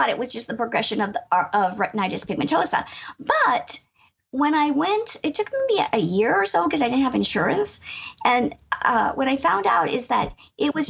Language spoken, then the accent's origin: English; Erie, Pennsylvania, United States; moved away as an adult; I'm from Erie, Pennsylvania, Northwest Pennsylvania, and I grew up here. I live in my childhood home